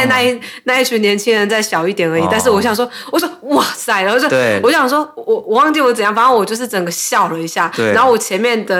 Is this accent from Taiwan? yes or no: yes; Taiwan; moved away as an adult; also born or lived in San Francisco, United States; now in Los Angeles, United States; 我说我是从台湾来的